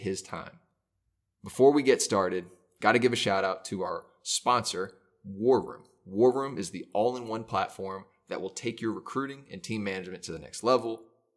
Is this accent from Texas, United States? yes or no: yes; Dallas, Texas, United States; growing up in Dallas